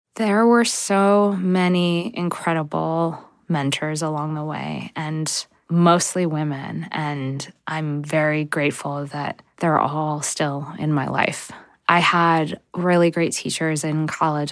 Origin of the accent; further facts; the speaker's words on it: United States; now in Brooklyn, United States; I was growing up in America